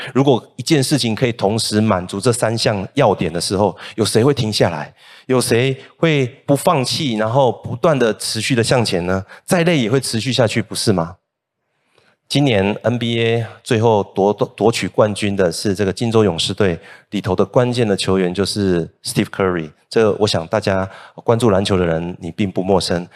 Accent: Kaohsiung, Taiwan; moved away as an adult; also born or lived in Hsinchu; now in Taichung, Taiwan; 我是高雄人，那我离开高雄之后，首先去工作的，呃，地方呢是新竹，接着呢再来到台中

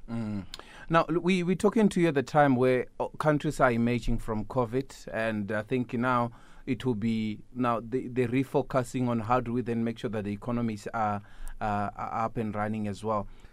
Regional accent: South Africa; me as a South African

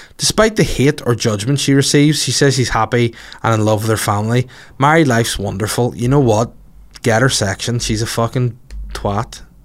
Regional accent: Bangor, Northern Ireland, United Kingdom; in War Park in Bangor, my hometown

